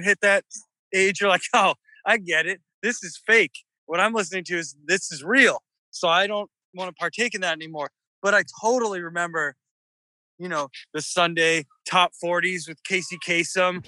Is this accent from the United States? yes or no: yes; United States; moved away as an adult; also born or lived in Delaware / Merrimack Valley, Massachusetts / Boston / Los Angeles; now in New Orleans, United States; the kind of blue crabs that I grew up eating in Delaware